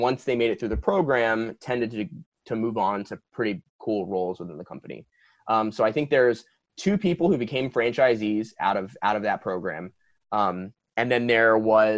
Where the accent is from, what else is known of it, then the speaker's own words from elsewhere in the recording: East Coast, New Jersey, United States; moved away as an adult; also born or lived in Princeton, New Jersey / Ann Arbor, Michigan / New York; now in Los Angeles, United States; I was born and raised on the East Coast